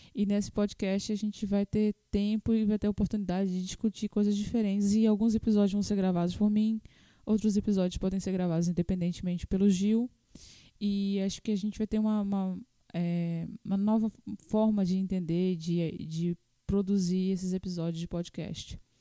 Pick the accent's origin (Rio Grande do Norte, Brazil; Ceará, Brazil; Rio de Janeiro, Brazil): Rio Grande do Norte, Brazil; Natal; Natal, Rio Grande do Norte, né? Nós somos de Natal